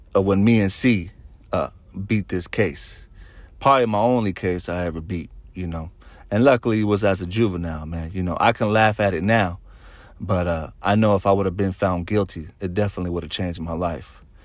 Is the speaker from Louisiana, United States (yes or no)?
no; Solano County, California, United States; We're from Solano County